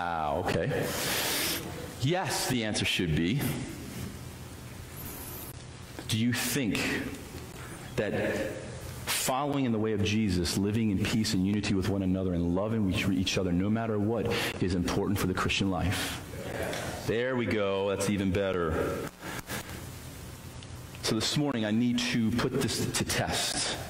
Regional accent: United States; as a citizen of the United States of America

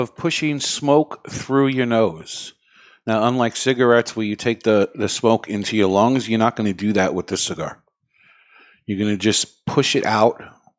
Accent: New York City, New York, United States; I grew up in Brooklyn. I got a little Italian in me.

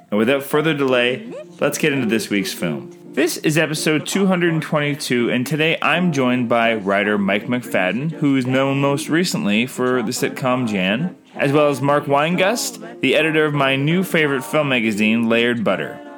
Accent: Canada

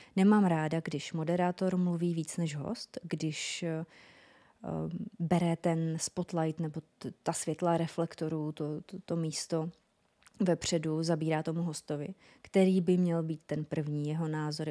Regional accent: North Moravia, Czechia; accent: North Moravian; ten můj severomoravský přízvuk

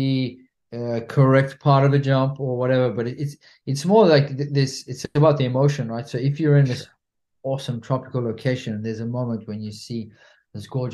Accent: South Africa; also born or lived in France; now in Spain; I'm a South African national living in Spain

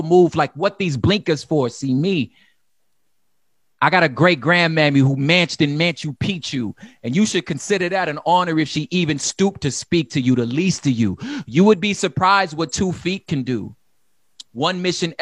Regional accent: Los Angeles, California, United States; I'm from South Central Los Angeles, which means I'm very familiar with gun violence.

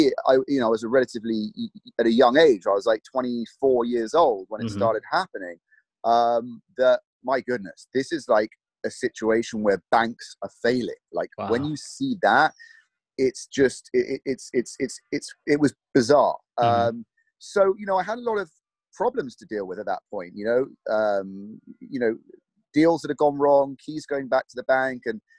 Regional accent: London, United Kingdom; accent: British; moved away as an adult; now in Los Angeles, United States; I'm from London, born and raised, and I moved to LA about 11 years ago

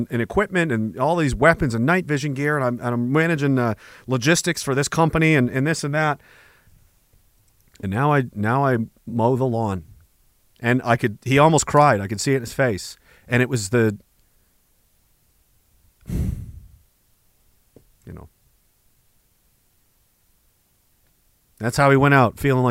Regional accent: United Kingdom; we're British

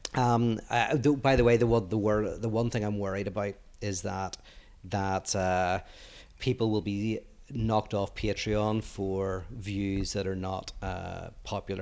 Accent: Northern Ireland, United Kingdom; moved away as an adult; also born or lived in Belfast; now in United States; I grew up in Northern Ireland where it was very cheap to live

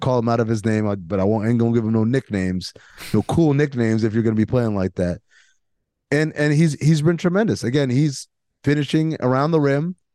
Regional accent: New York, United States; I grew up in New York

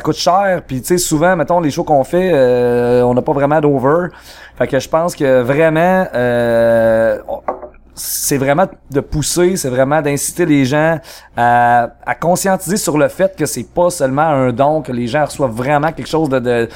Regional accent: Trois-Rivières, Quebec, Canada; on vient de Trois-Rivières et mhm. même plus spécifiquement du Cap de la Madeleine.

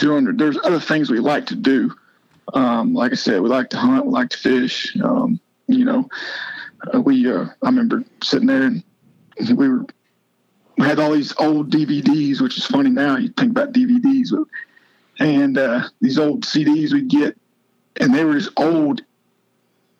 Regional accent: Oklahoma, United States; moved away as an adult; also born or lived in Clemson, South Carolina; now in Spartanburg, United States; I grew up in Oklahoma

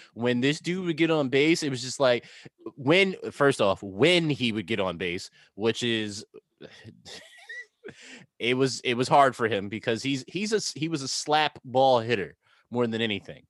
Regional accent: New York, United States; as a New Yorker

